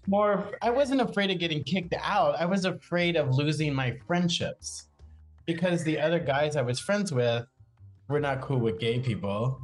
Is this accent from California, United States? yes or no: no; Macedonia, South Carolina, United States; moved away as an adult; also born or lived in New Jersey; now in New York City, United States; I'm from Charleston like a little teeny tiny town right out, called Macedonia